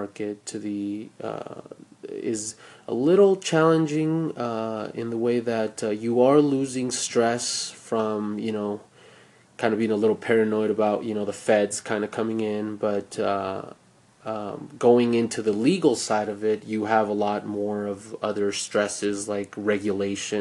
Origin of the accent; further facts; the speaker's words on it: Australia; As being an Australian in Australia